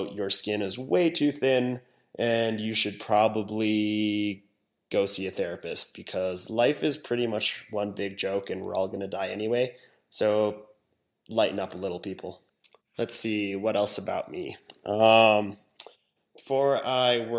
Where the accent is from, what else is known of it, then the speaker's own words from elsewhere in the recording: Hong Kong; moved away; also born or lived in Wyoming, United States; I was born in Hong Kong. I was raised there for years